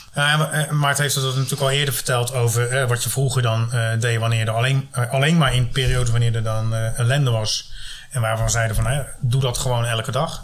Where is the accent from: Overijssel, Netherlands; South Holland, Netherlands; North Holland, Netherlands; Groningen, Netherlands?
South Holland, Netherlands; Rotterdam; ik kom dan uit Rotterdam